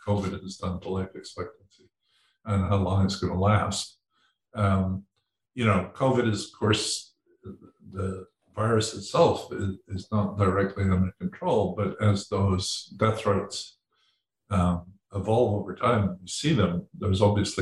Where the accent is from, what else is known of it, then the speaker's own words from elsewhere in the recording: Edinburgh, Scotland, United Kingdom; I was born in Edinburgh